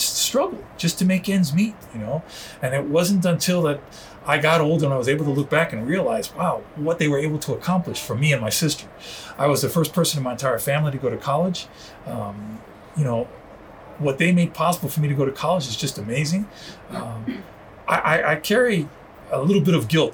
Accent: New York City, New York, United States; first language Spanish; English is a second language; moved away; also born or lived in Miami; going to the Bronx Zoo, growing up in New York

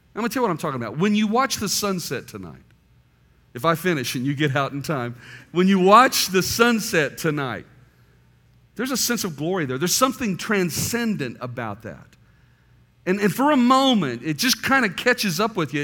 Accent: Tucson, Arizona, United States; moved away as an adult; now in Mobile, United States; I grew up in Tucson, Arizona, planted a church in Tucson, and then God, in his providence, moved my wife and children and I to Mobile, Alabama

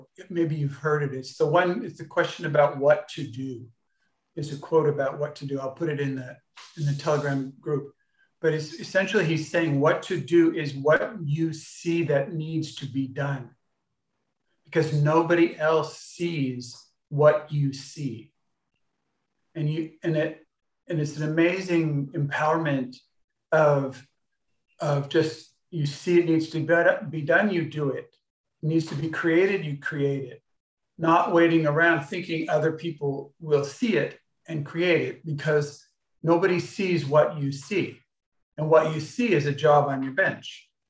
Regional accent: Los Angeles, California, United States; and I grew up in Los Angeles, which is near Hollywood.

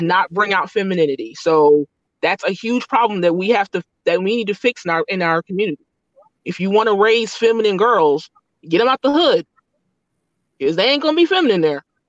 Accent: United States; we're American, we have American passports

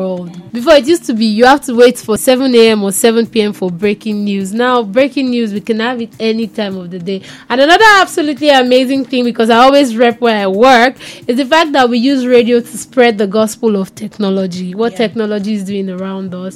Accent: Lagos, Nigeria; I do it mostly in Pidgin English because I'm from Ajegunle

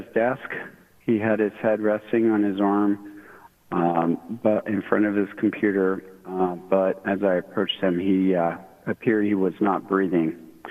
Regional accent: Sacramento, California, United States; moved away as an adult; We're all originally from the Sacramento area, and I am a retired military dude

